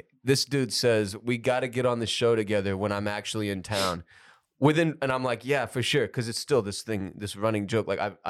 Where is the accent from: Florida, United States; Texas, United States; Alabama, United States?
Texas, United States; Houston; every time I've seen those cars growing up in Houston